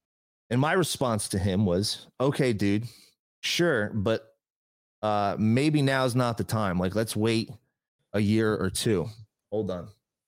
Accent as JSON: {"language": "English", "region": "New Jersey", "country": "United States", "moved": "as an adult", "lives_now": "Las Vegas, United States", "said": "I moved from New Jersey. I don't know nobody out here. All my friends are back home in New Jersey."}